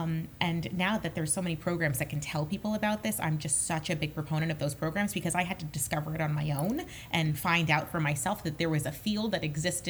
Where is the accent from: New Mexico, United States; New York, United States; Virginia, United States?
New York, United States; Long Island; I grew up on Long Island, I came to see Broadway shows multiple times a year.